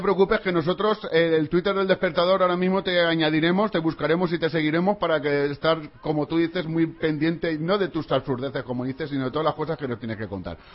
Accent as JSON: {"language": "Spanish", "town": "Valencia", "region": "Valencian Community", "country": "Spain", "said": "nosotros somos de aquí de Valencia"}